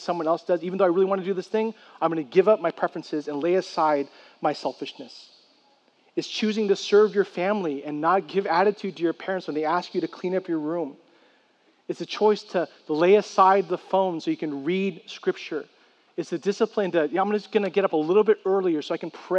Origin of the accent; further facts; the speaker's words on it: San Francisco, California, United States; I grew up in San Francisco